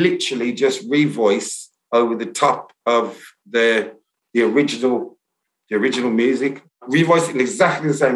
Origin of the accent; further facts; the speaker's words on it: Birmingham, West Midlands, United Kingdom; accent: Brummie; my accent's not really that Brummie